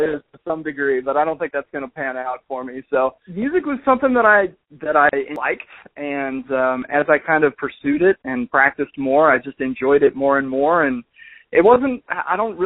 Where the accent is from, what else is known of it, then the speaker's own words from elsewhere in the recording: North Newton, Kansas, United States; I went to college in my hometown, maybe 4 blocks away from my house